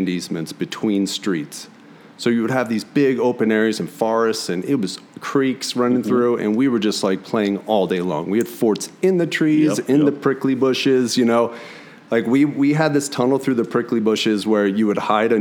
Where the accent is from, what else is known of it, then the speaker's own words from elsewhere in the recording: Cherry Hill, New Jersey, United States; also born or lived in Philadelphia, Pennsylvania; now in Santa Fe, United States; Grew up in Cherry Hill, New Jersey, just like 20 minutes from Philly